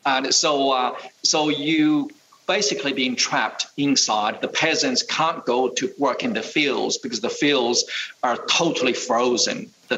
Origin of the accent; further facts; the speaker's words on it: China; also born or lived in United States; now in Australia; I was born in 1961, right into that incredibly difficult period of time in China. During my youth, we grew up with no running water, no heating.